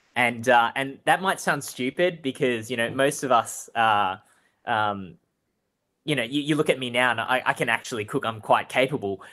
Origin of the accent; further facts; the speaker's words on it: Melbourne, Victoria, Australia; I grew up and was born and raised in Spring Vale